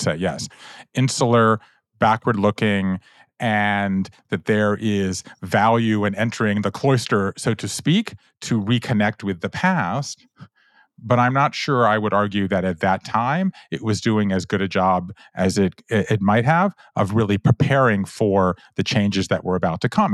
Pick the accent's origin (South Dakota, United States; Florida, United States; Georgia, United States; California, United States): Georgia, United States; moved away as an adult; also born or lived in Japan; I grew up in Georgia